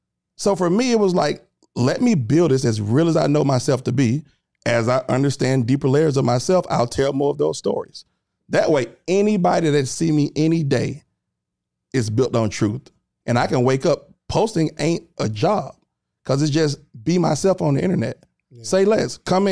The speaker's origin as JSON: {"language": "English", "town": "Atlanta", "region": "Georgia", "country": "United States", "said": "I'm from Atlanta."}